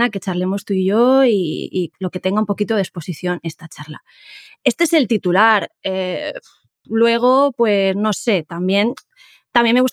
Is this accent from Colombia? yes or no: no; Seville, Andalusia, Spain; yo soy un poco folclórico dramática, como buena andaluza, buena sevillana, aunque no tenga acento